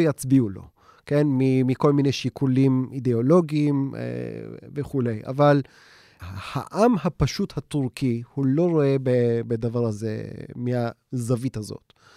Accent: Istanbul, Turkey; moved away; החברים שאני איתם גדלתי באיסטנבול

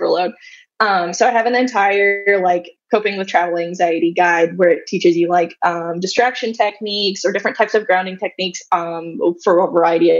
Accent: Arkansas, United States; I grew up in Arkansas, so we drove down from Arkansas to New Orleans

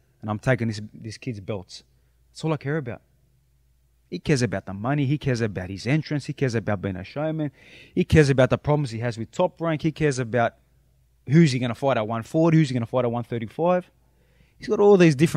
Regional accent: Sydney, New South Wales, Australia; But I'm representing where I'm from, Sydney, Australia

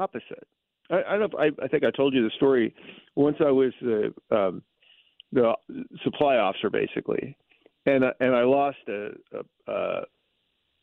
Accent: the South, United States; in the South, we had a saying

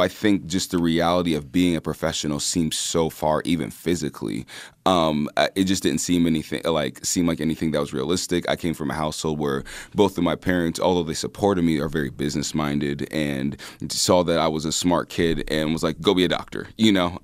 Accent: Des Moines, Iowa, United States; growing up in Des Moines in the nineties

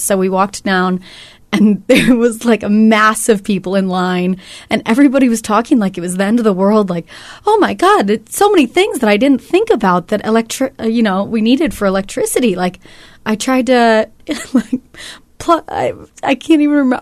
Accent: California, United States; moved away; I'm from California

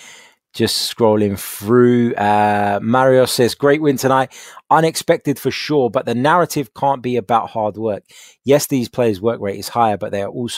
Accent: England, United Kingdom; Yes, we are English

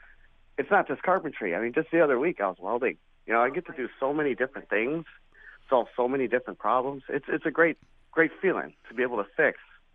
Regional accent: Milwaukee, Wisconsin, United States; I actually grew up in Milwaukee on 83rd Street, 83rd and Howard.

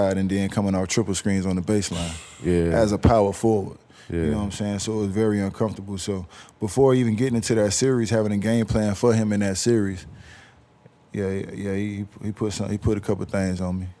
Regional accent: Miami, Florida, United States; also born or lived in Jacksonville; I was born in Miami

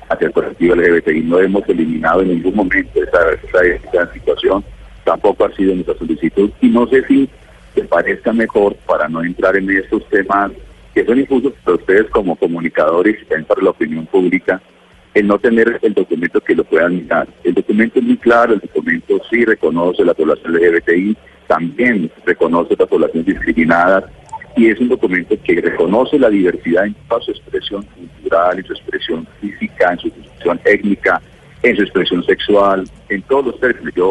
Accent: Colombia; que aquí estamos hablando simplemente de equidad y de acceso a igualdad de oportunidades como colombianos.

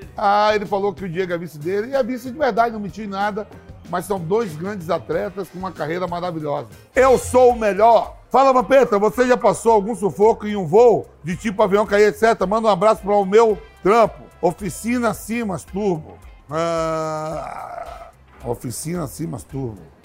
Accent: Bahia, Brazil; Eu sou baiano

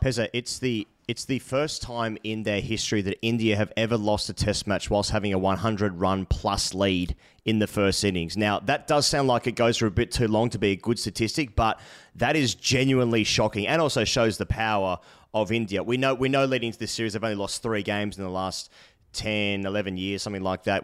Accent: Australia; as an Australian

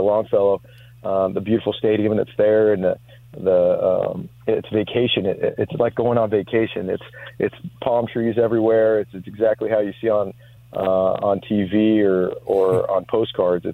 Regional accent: Southern California, United States; now in Florida, United States; born and raised in Southern California

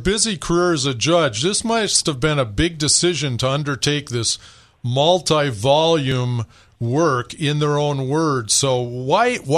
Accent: Michigan, United States; now in San Diego, United States; although we're calling from San Diego, I'm Michigan born and raised

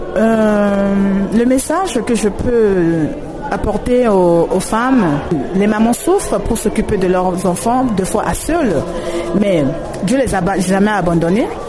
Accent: Central African Republic; chez moi en Centrafrique

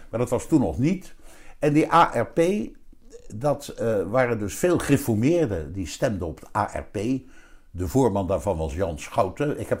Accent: Wassenaar, South Holland, Netherlands; daar werd ik die keer zit allemaal te schelden dat ik uit Wassenaar kom.

